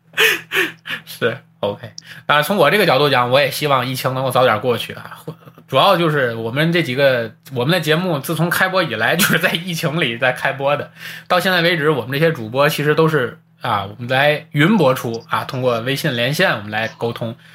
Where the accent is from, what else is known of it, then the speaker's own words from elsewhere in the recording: China; 我们在中国生活，我们都是土生土长的中国人